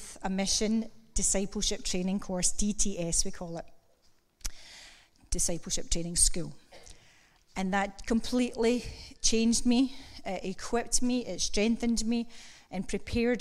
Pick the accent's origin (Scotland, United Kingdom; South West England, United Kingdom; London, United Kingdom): Scotland, United Kingdom; Kilmacolm; moved away; also born or lived in Greenock; I grew up in Kilmacoom. I'm a farmer's lass.